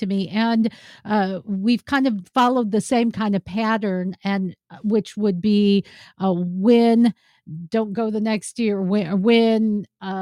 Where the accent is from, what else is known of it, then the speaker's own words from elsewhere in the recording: Seattle, Washington, United States; we're from Seattle